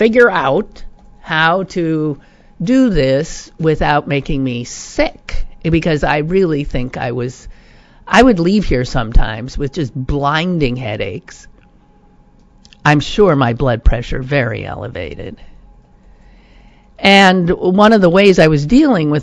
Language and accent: English; United States; the stress of being an American.